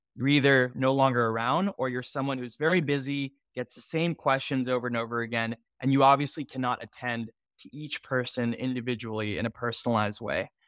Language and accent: English; Houston, Texas, United States; I'm originally from Houston, Texas